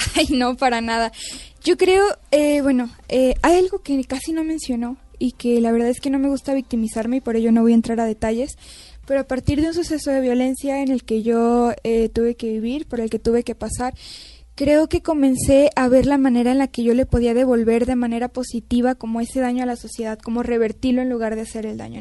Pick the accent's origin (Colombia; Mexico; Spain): Mexico; also born or lived in Canada; yo soy mexicana